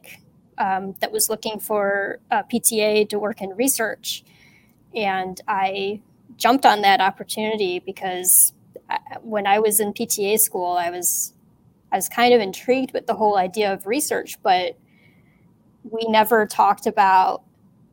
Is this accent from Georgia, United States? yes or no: no; Cleveland, Ohio, United States; I'm from the Cleveland area in Ohio. I've pretty much been here my whole life.